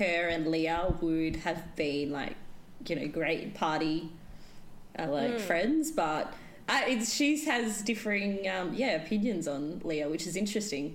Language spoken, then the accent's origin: English; Perth, Western Australia, Australia; I too was born and raised in Perth.